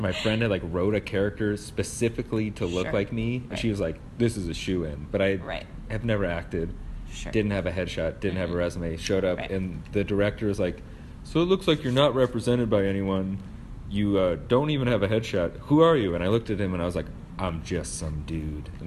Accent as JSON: {"language": "English", "town": "St. Louis", "region": "Missouri", "country": "United States", "also_born_or_lived": "Western Massachusetts / Chicago", "moved": "as an adult", "lives_now": "Denver, United States", "said": "I'm from St. Louis, Missouri"}